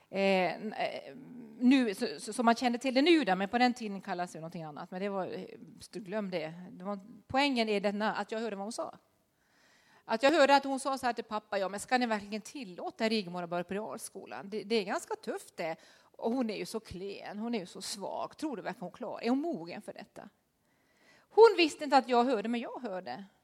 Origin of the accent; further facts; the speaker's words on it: Norway; moved away; Jag var den sista i Norge som gick på realskolan